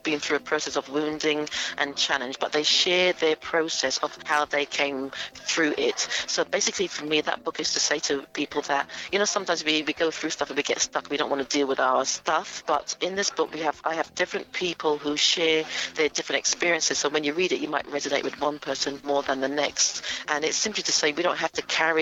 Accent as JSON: {"language": "English", "region": "London", "country": "United Kingdom", "tie": "born or raised there", "said": "I grew up in Willesden, North London, Northwest London."}